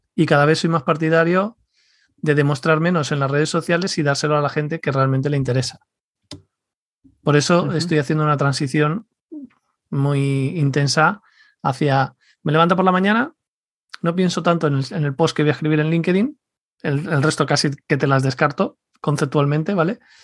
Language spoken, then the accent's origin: Spanish; Leganés, Community of Madrid, Spain; yo crecí en Leganés